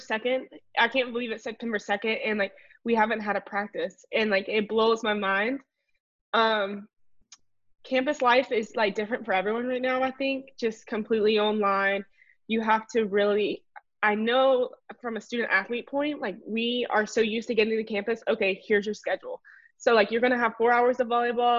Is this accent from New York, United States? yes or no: no; Bay Minette, Alabama, United States; moved away as an adult; I'm from South Alabama. About 5 hours away, Baymanette